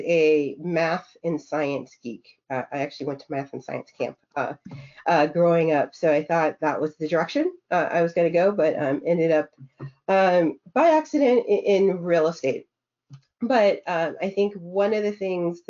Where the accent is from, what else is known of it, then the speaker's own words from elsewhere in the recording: Minnesota, United States; I grew up in Minnesota